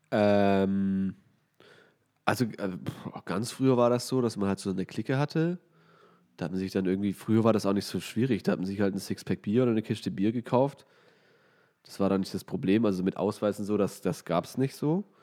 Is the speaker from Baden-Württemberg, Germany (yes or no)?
yes; Weinstadt, Baden-Württemberg, Germany; ich komme aus Weinstadt und da gibt es halt sehr viel Wein, wie der Name schon sagt.